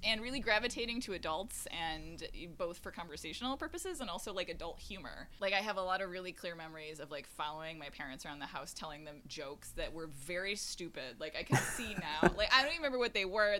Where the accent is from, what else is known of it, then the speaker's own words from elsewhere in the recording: Syracuse, New York, United States; moved away; also born or lived in Boston; I grew up in upstate New York in Syracuse